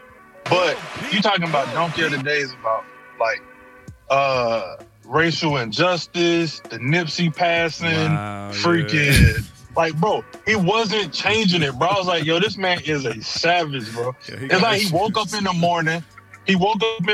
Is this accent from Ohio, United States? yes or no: no; Charlotte, North Carolina, United States; also born or lived in Texas; now in Alabama, United States; I was raised in Charlotte, North Carolina, though. So that's really, I spent most of my life in Charlotte.